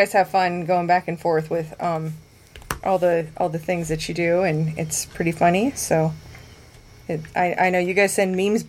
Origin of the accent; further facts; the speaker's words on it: Midwest, United States; I want to share a perspective with you from someone who grew up as a Midwesterner.